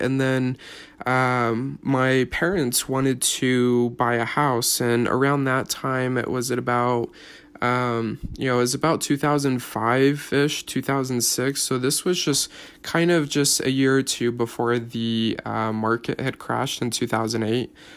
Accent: Salt Lake City, Utah, United States; I was born here in, uh, Utah, up at the University of Utah

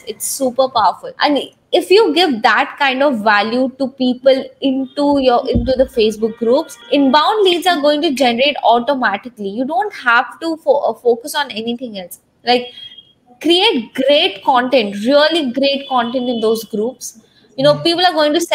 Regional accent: India; I was from India

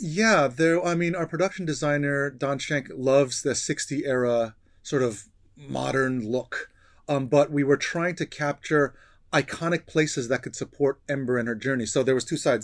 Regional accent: New York, United States; I grew up in New York

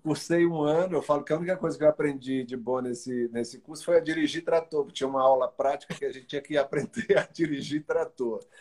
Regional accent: Arari, Maranhão, Brazil; also born or lived in São Luís; E eu vivi lá até os oito anos, nessa cidade chamada Arari, que eu considero minha

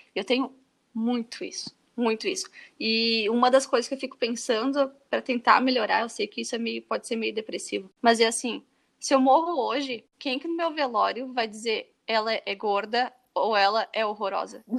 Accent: Brazil; moved away as an adult; uma das razões que eu saí do Brasil e nunca me senti muito confortável no Brasil

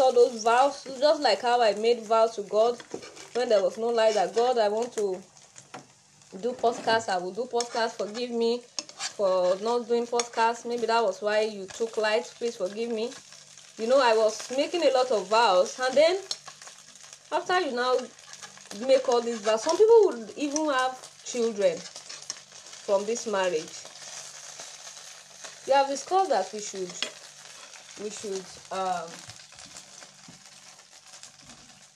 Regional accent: Nigeria; I'm from Nigeria

